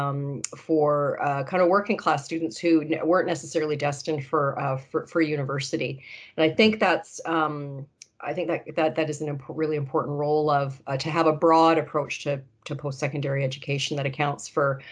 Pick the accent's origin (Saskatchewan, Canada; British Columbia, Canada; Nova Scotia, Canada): British Columbia, Canada; New Westminster; I grew up in New Westminster. I was born at RCH